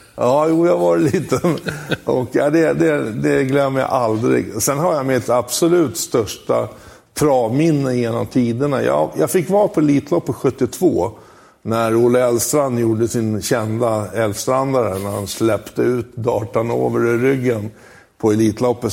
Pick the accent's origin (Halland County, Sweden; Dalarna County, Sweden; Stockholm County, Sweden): Stockholm County, Sweden; Huddinge; also born or lived in Italy; Jag är en vanlig Stockholmskille. Jag kommer från Huddinge.